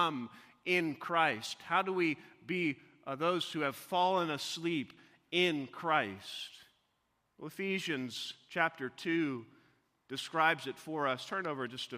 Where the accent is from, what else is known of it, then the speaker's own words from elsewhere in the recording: Missouri, United States; as a young boy growing up in Missouri